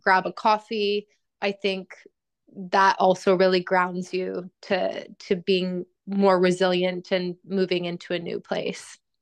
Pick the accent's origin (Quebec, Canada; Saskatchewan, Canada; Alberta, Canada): Alberta, Canada; Edmonton; moved away as an adult; also born or lived in Australia; now in London, United Kingdom; I'm from Edmonton, Alberta, which I would say is one of the colder parts of Canada.